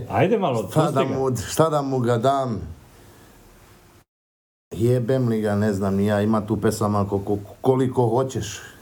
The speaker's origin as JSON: {"language": "Croatian", "town": "Sarajevo", "region": "Federation of Bosnia and Herzegovina", "country": "Bosnia & Herzegovina", "tie": "born or raised there", "also_born_or_lived": "Šabac, Serbia", "moved": "yes", "said": "Radili smo u gradu gde sam ja, u Šapcu, razumeš, inače sam rodom iz Sarajeva"}